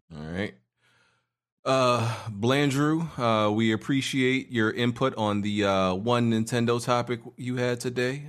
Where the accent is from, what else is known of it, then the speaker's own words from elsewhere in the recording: New York City, New York, United States; there was no irregular at my school growing up in Brooklyn